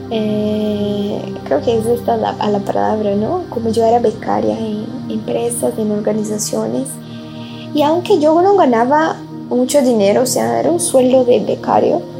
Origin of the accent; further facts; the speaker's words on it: Brazil; Spanish is a second language; moved away; also born or lived in Mexico; Y soy brasileña, hoy tengo 23 años y ya viví en algunos lugares diferentes. Hice intercambio en Portugal, que fue la primera vez que salí de Brasil.